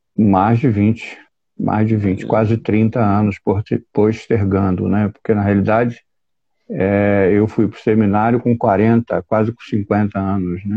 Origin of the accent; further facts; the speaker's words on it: São Gonçalo, Rio de Janeiro, Brazil; sou oriundo da cidade de São Gonçalo